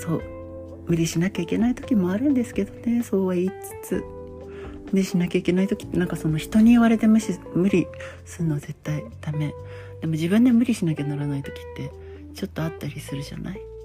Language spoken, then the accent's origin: Japanese; Japan; born or raised there